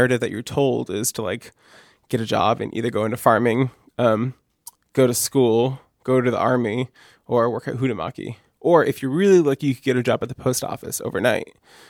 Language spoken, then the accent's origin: English; rural Maine, United States; also born or lived in Columbus, Ohio; I was born in Columbus, Ohio, and I stayed there until I was 2. And then my dad liked Maine. My mom and him had vacation in Maine before, and he decided that he wanted to go to Maine.